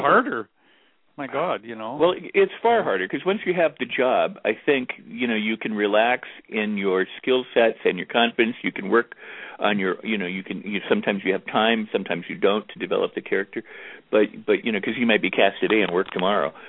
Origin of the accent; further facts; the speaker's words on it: Los Angeles, California, United States; moved away; back in Los Angeles, my hometown